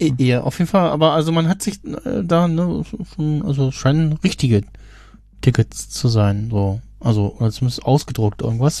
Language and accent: German; Germany; als Deutscher